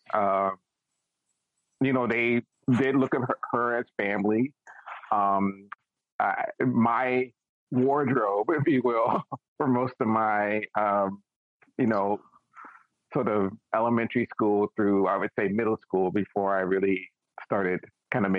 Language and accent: English; Washington, District of Columbia, United States; I grew up in Washington, D.C., and at the time, D.C. was very much, as they nicknamed it, a chocolate city